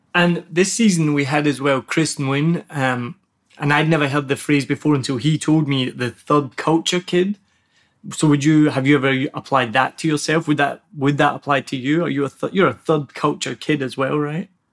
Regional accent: Glasgow, Scotland, United Kingdom; first language English; moved away as an adult; now in Vietnam; I'm just from Glasgow and I've lived there my whole life.

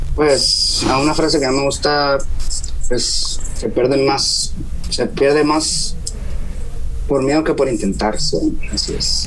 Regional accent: Ciudad Constitución, Baja California Sur, Mexico; Soy de Ciudad Constitución, de Baja California

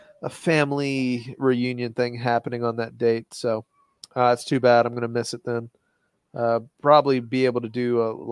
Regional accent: Gatlinburg side of Nashville, Tennessee, United States; I'm from the Gatlinburg side of Nashville

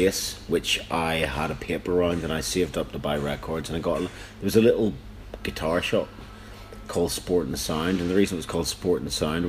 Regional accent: East Antrim, Northern Ireland, United Kingdom; we came from East Antrim, like little towns called Ballyclare and Larne

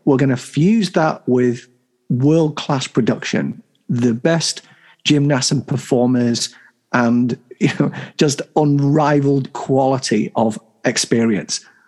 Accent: the North of England, United Kingdom; I'm a I'm a Northern. I'm proud of where I came from

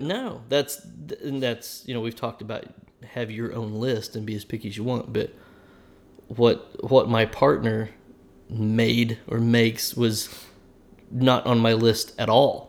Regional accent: Oklahoma, United States; I'm from Oklahoma, and we live in Oklahoma

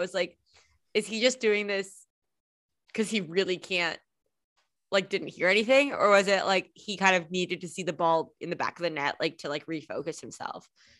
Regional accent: California, United States; even though my father's British, I called it soccer because I grew up in California.

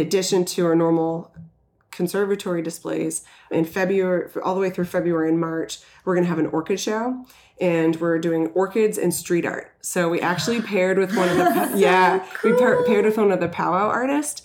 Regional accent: Florida, United States; now in Worcester, United States; I'm from Florida.

